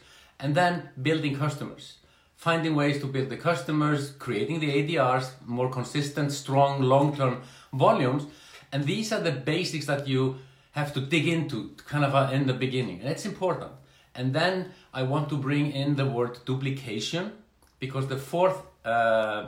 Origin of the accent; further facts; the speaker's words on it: Iceland; I'm from Iceland